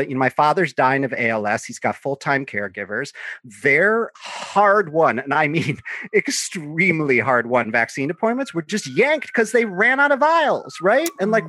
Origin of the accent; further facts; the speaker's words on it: Chicago, Illinois, United States; I grew up in line outside of Rose Records in Chicago